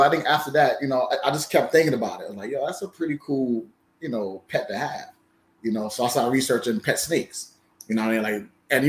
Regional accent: New York City, New York, United States; I grew up in Bronx, New York

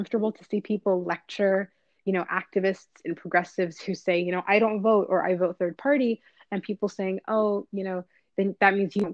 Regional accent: Toronto, Ontario, Canada; I am from Toronto

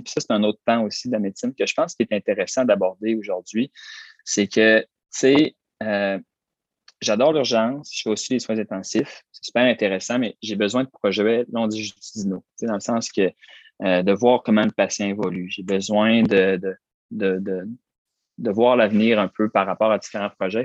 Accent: Roberval, Quebec, Canada; dans ma ville natale, Robertval

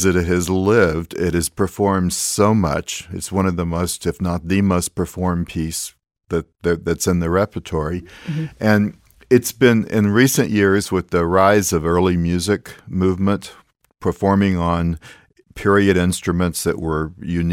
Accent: Alice, Texas, United States; I'm a Texan, seventh generation Texan, and I grew up in South Texas, in Alice, the town that I grew up in.

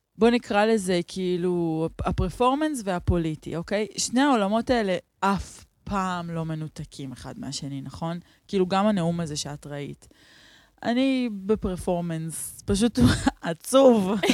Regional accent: Neve Shalom, Central District, Israel; גדלתי בנווה שלום, בתוך השמאל הלבן

